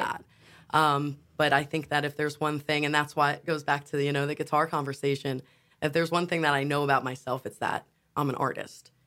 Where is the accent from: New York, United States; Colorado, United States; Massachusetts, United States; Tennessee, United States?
New York, United States; now in Wilmington, United States; we're from New York, and when my mom moved down first and she settled moving to North Carolina